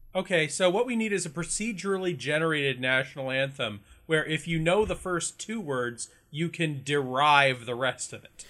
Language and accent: English; Canada; being Canadian, we gotta be bilingual